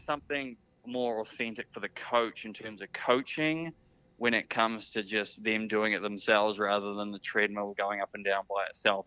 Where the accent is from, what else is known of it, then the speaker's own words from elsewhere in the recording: New Zealand; being a New Zealander.